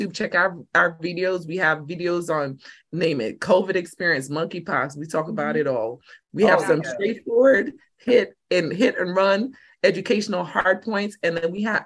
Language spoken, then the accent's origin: English; New York City, New York, United States; I'm urban at the roots. I'm a New Yorker.